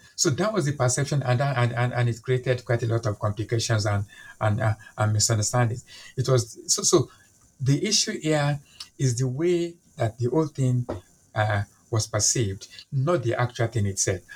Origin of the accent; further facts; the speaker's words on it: Nigeria; now in London, United Kingdom; I'm a Nigerian by birth. I'm Yoruba by ethnicity